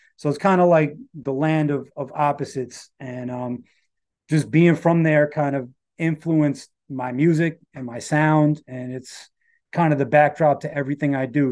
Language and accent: English; New York City, New York, United States; Rockaway Beach, where I'm from